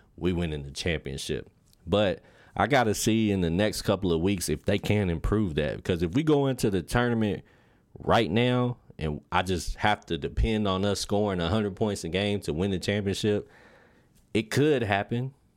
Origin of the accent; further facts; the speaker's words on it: Lexington, Kentucky, United States; I'm from Lexington, Kentucky, born and raised